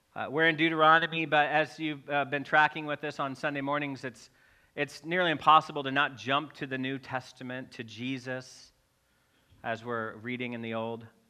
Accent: Missouri, United States; I'm from Missouri

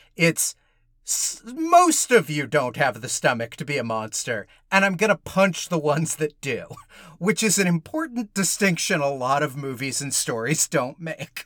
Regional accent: Georgia, United States; I grew up in Georgia

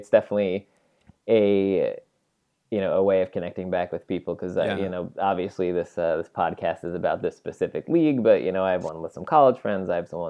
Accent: New York, United States; So I grew up near New York City.

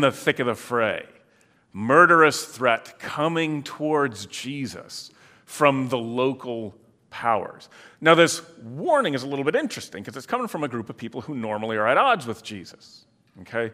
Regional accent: Michigan, United States; also born or lived in Illinois; now in Iowa, United States; I grew up in Michigan, then lived in Illinois for a long time, and now here for twenty-five plus years.

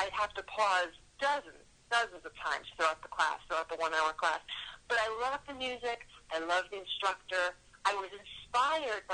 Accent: Yonkers, New York, United States; I grew up in Yonkers, which is Westchester County.

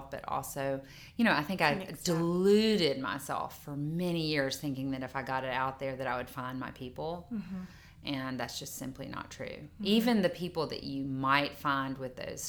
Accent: Mississippi, United States; growing up in Mississippi, where the culture

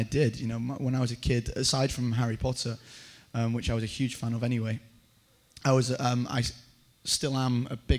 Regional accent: Yorkshire and the Humber, United Kingdom; I am from Yorkshire

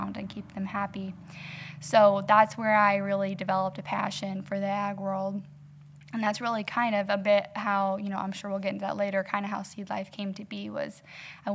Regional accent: South East Illinois, United States; I was born and raised in South East Illinois with my family down south of Effingham

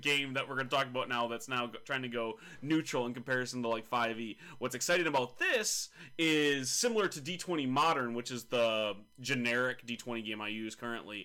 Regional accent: United States; as an American

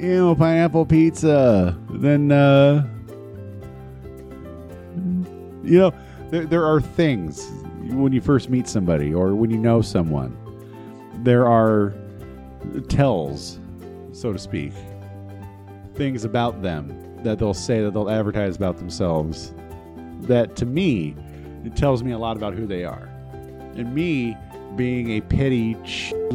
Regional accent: California, United States; moved away; I'm from California. I'm from Los Angeles.

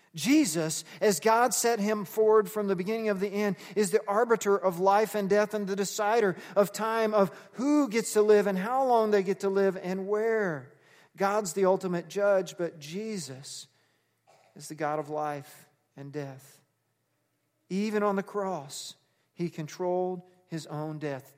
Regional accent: Texas, United States; I was raised Baptist in Texas

